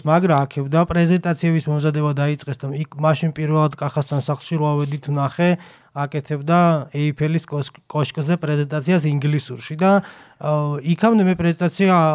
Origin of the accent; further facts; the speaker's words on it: Guria, Georgia; მე დავიბადე, გავიზარდე და სკოლაში ვისწავლე გურიაში. სოფელში